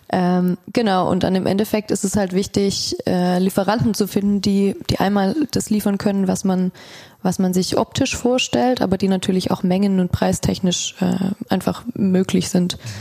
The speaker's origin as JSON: {"language": "German", "town": "Stuttgart", "region": "Baden-Württemberg", "country": "Germany", "said": "ich bin auch aus Stuttgart."}